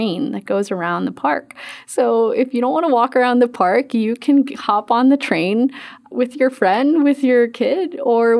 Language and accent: English; Philippines; moved away; I'm from the Philippines